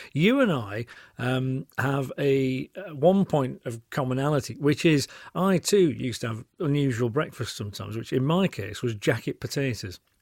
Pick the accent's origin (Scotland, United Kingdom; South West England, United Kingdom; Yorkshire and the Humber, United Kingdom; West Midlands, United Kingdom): Yorkshire and the Humber, United Kingdom; moved away as an adult; now in Cotswolds, United Kingdom; I'm famously a Yorkshireman